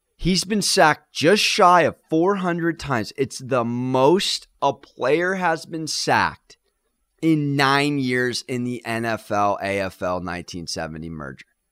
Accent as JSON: {"language": "English", "town": "San Diego", "region": "California", "country": "United States", "said": "I'm from San Diego, recovering San Diego Chargers fan"}